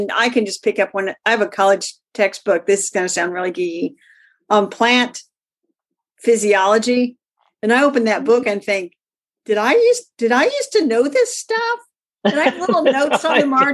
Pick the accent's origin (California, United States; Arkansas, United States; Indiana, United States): Indiana, United States; I'm from Indiana